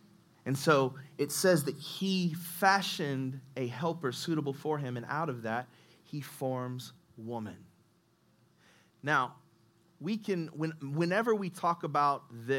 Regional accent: Indianapolis, Indiana, United States; Yeah, I'm from Nap.

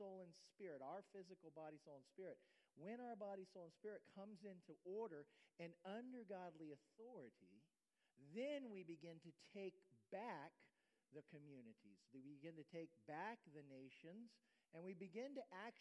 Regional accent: Ohio, United States; moved away as an adult; now in Florida, United States; I'm an Ohio boy

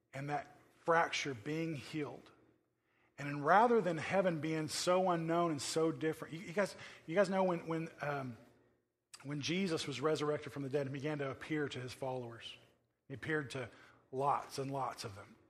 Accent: Oklahoma, United States; now in California, United States; I come from Oklahoma

